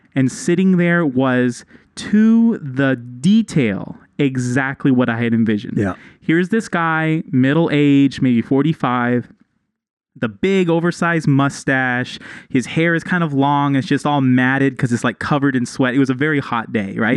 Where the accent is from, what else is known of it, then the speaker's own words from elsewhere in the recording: Texas, United States; now in Mexico; I'm from Texas